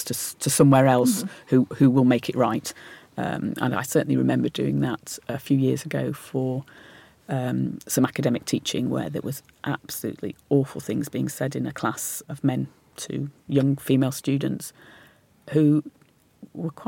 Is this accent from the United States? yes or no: no; Lancashire, North West England, United Kingdom; I was born in Lancashire